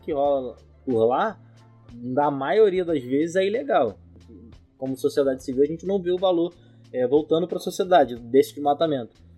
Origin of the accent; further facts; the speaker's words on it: São Gonçalo, Rio de Janeiro, Brazil; Eu sou de São Gonçalo, um periferia e tudo mais.